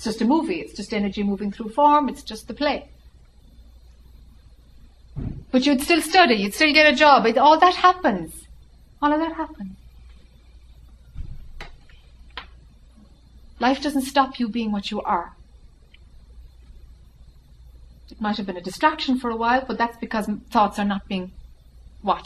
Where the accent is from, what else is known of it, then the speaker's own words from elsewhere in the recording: Ireland; accent: Irish; Irish accent